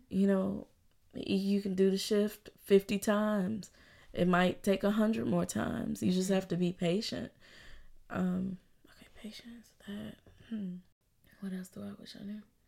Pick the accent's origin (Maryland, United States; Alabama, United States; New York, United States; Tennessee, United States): Alabama, United States; Birmingham; born or raised there; moved away as an adult; also born or lived in Louisville, Kentucky; now in Chicago, United States